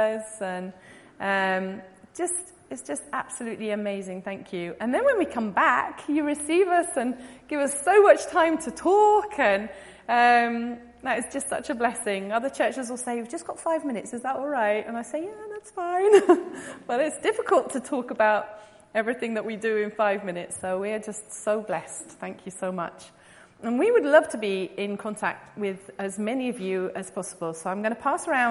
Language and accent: English; England, United Kingdom; moved away as an adult; also born or lived in São Paulo, Brazil; now in Brazil; I was obviously born in England, you can tell that by my accent, and I went to Brazil in 1999.